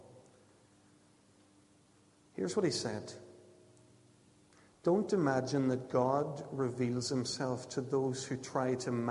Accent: Ulster, Northern Ireland, United Kingdom; what I grew up with in Ulster evangelicalism

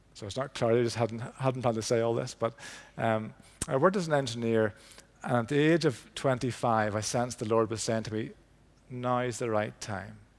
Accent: Belfast, Northern Ireland, United Kingdom; I grew up in Belfast, East Belfast

